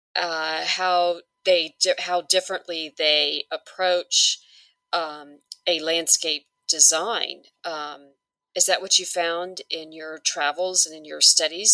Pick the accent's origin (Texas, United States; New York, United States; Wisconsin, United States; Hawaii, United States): Hawaii, United States; I'm originally from Hawaii